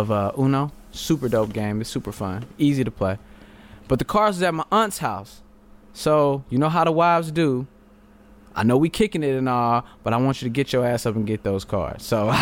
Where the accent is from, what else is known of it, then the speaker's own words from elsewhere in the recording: Texas, United States; I'm from Texas, ninja. It get hectic.